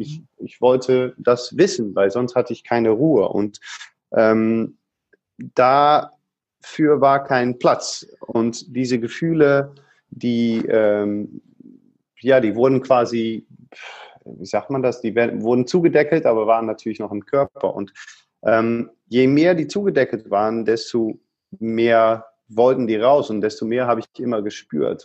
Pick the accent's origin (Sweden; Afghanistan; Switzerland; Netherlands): Netherlands; accent: Dutch; German is a second language; now in Germany; Als Holländer